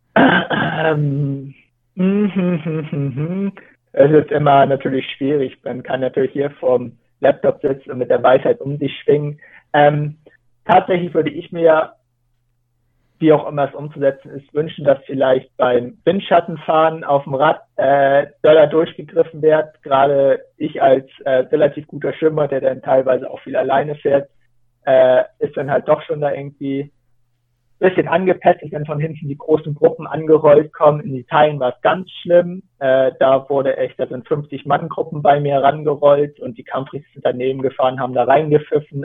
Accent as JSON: {"language": "German", "area": "Kiel Canal area, Rendsburg", "region": "Schleswig-Holstein", "country": "Germany", "tie": "born or raised there", "said": "ich bin da halt aufgewachsen"}